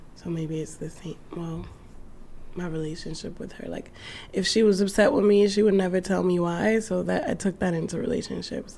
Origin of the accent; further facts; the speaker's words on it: New York City, New York, United States; I'm saying from Brooklyn